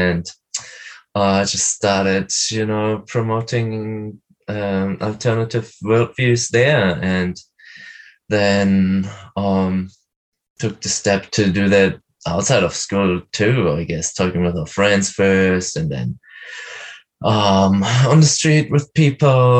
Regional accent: Berlin, Germany; I'm from Berlin

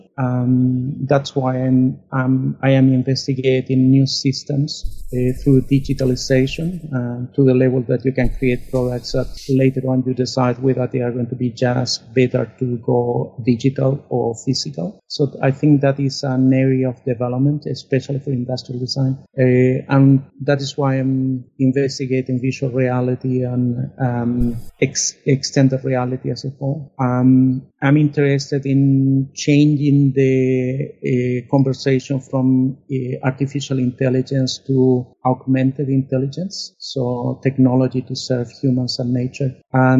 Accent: Chile; moved away; born back in Chile under a dictatorship

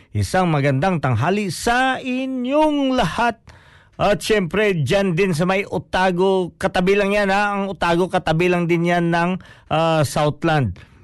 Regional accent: Philippines; moved away

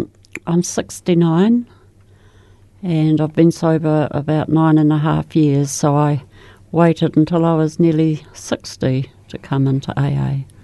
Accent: Christchurch, Canterbury, New Zealand; born there; I was born in Christchurch, the oldest of six children.

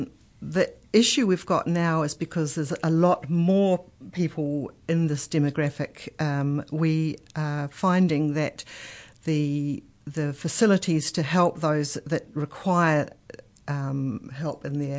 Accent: Marlborough, New Zealand; also born or lived in Nelson; I was born in the Marlborough and lived in the Marlborough Sounds as a child, but then moved on to Nelson.

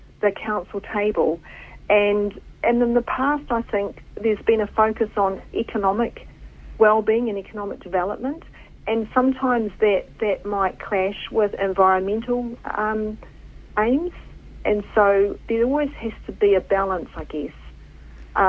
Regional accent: New Zealand; my identity as a New Zealander

